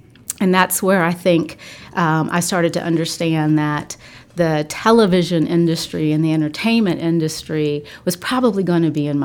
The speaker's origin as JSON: {"language": "English", "region": "South Carolina", "country": "United States", "moved": "yes", "said": "I am originally from South Carolina, and I consider myself very fortunate to be born to two educators"}